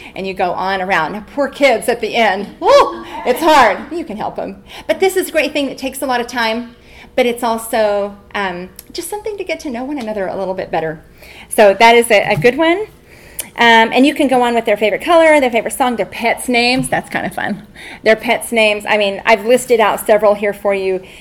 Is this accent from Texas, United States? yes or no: yes; Texas, United States; now in Albuquerque, United States; I'm from Texas